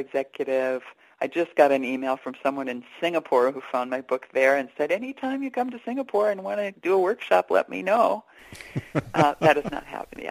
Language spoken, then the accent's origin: English; Stillwater, Minnesota, United States; I grew up in Stillwater, Minnesota, a lovely river town